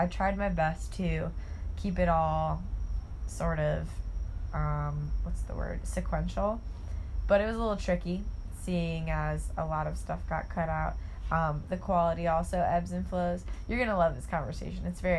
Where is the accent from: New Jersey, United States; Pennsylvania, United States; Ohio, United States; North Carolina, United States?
Ohio, United States; Auburn; I'm from Auburn, Ohio